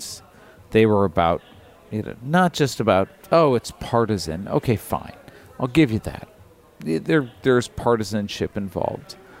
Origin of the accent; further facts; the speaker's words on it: Michigan, United States; I grew up in Michigan